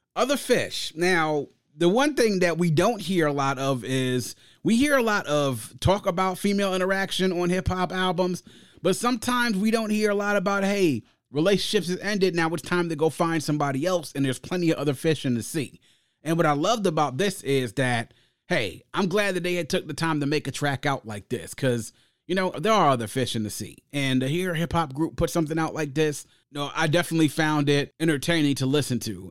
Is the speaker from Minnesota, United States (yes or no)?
no; Prince George's County, Maryland, United States; growing up in Prince George's County, right outside the nation's capital, Jonah was our thing